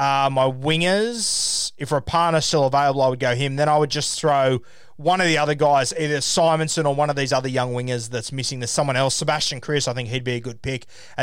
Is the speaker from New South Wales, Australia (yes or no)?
yes; Sydney, New South Wales, Australia; As I said, I grew up in Sydney, so I watched a lot of my footy growing up at the SFS.